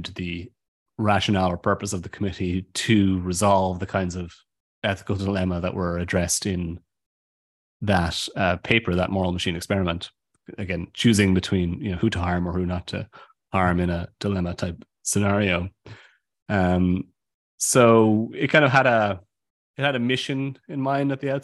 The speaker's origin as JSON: {"language": "English", "country": "Ireland", "said": "I'm from Ireland"}